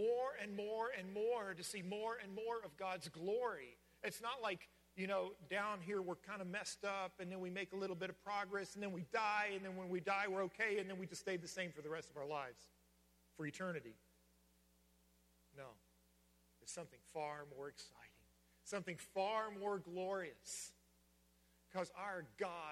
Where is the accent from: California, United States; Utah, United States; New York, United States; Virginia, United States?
Virginia, United States; moved away; in Virginia, we used to say, grab a hold of it